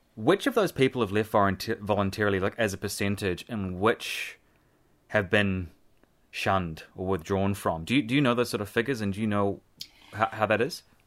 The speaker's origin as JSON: {"language": "English", "region": "Nelson", "country": "New Zealand", "tie": "born or raised there", "said": "I grew up in Nelson"}